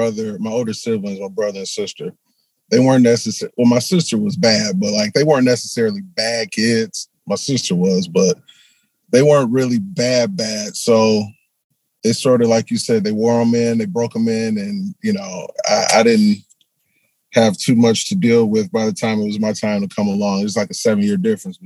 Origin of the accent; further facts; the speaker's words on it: Milwaukee, Wisconsin, United States; Milwaukee, Wisconsin. That's where I was born and raised.